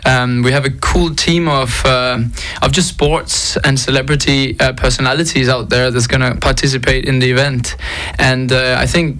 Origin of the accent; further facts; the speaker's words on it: Copenhagen, Capital Region of Denmark, Denmark; moved away as an adult; now in Monaco; I am from Denmark, Copenhagen, at the age of 23, and I've lived the past 2 years in Monaco.